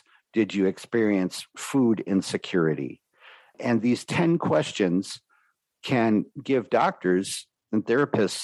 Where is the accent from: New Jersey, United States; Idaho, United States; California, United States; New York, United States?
New York, United States; New York City; my early childhood growing up in New York City